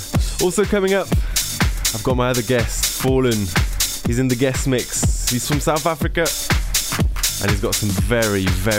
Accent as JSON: {"language": "English", "country": "France", "tie": "born or raised there", "said": "my hometown in France"}